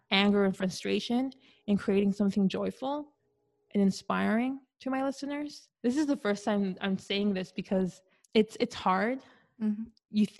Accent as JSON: {"language": "English", "area": "Orange County", "region": "California", "country": "United States", "tie": "born or raised there", "said": "growing up in Orange County and then going to a private school where it was mainly white Americans, and I was only, you know, the few, like one of four Mexican American students"}